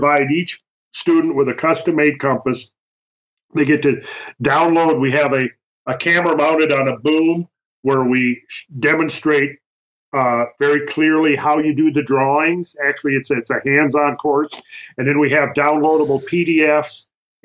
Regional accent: near Minneapolis, Minnesota, United States; moved away; I'm from Minnesota. I grew up in Minnesota

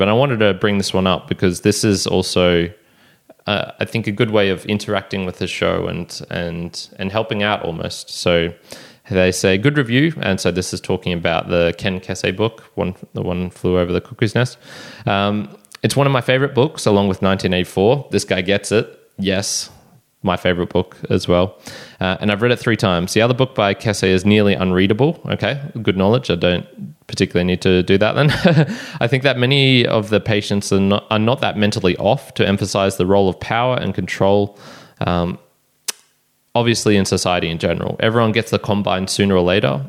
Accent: Australia; take me as an Australian

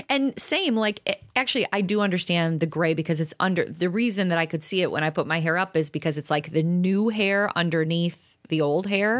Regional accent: DeKalb, Illinois, United States; I'm from DeKalb

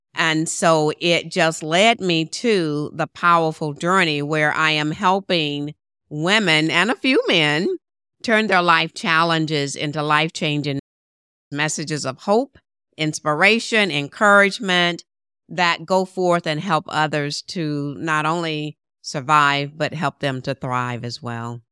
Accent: Shreveport, Louisiana, United States; moved away as an adult; my hometown of Shreveport, Louisiana

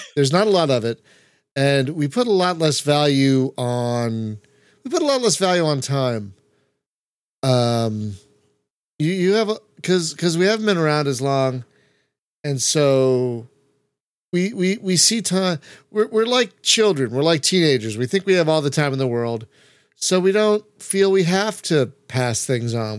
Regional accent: United States; as an American

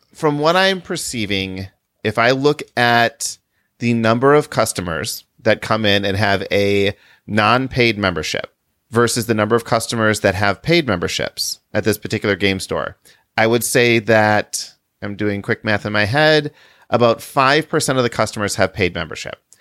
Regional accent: Chicago, Illinois, United States; we're from the Chicago area

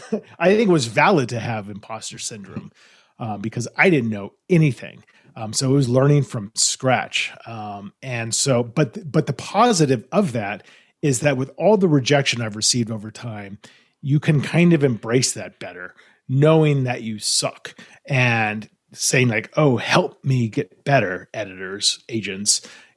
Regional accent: Los Angeles, California, United States; I grew up in Los Angeles and I went to school in New York and I studied hotel administration.

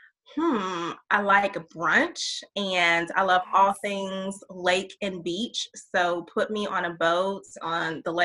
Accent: Knoxville, Tennessee, United States; moved away as an adult; also born or lived in Chattanooga, Tennessee; now in the Carolinas, United States; I'm from Knoxville, Tennessee, originally

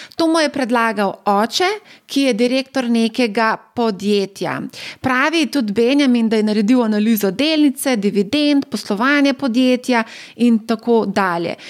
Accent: Slovenia; Slovenci smo

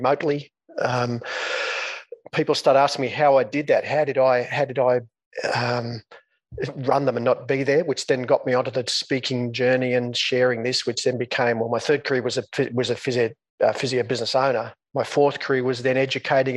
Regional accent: Coonamble, New South Wales, Australia; moved away as an adult; also born or lived in Newcastle, Australia / Sydney, Australia; I grew up in a small country town in northwest New South Wales, Australia

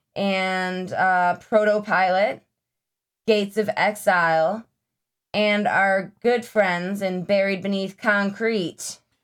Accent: Lockport, New York, United States; growing up in the Lockport area

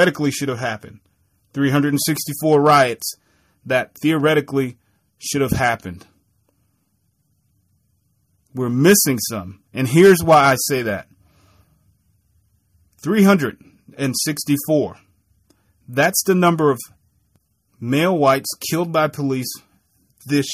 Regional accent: Milwaukee, Wisconsin, United States; a young black kid growing up in Milwaukee, Wisconsin

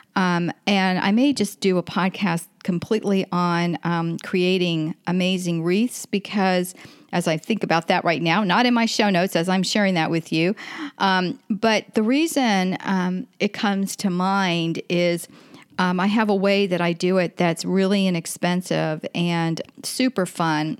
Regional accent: Florida, United States; I'm from Florida

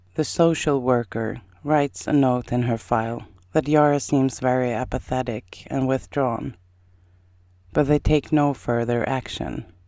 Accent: Sweden; first language Swedish; English is a second language; also born or lived in Iowa, United States; My native language is Swedish, and I'm really, really good at Swedish.

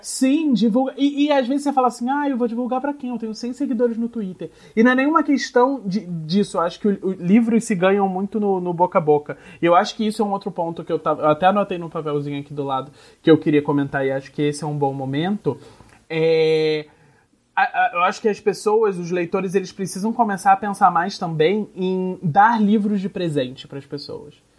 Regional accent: Nova Friburgo, Rio de Janeiro, Brazil; moved away; Friburgo, que é a minha cidade natal, que é uma cidade na região serrana do Rio

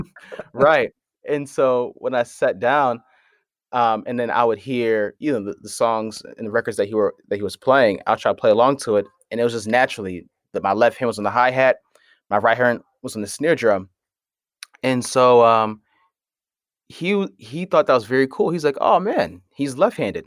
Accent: Hartford, Connecticut, United States; I'm from Hartford, Connecticut

